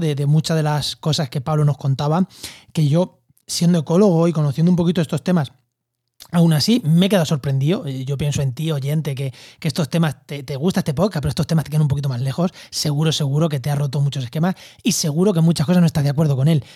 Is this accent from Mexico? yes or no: no; Albacete, Castilla-La Mancha, Spain; Yo en mi pueblo, en Albacete, en, cerca de Ciudad Real, en La Mancha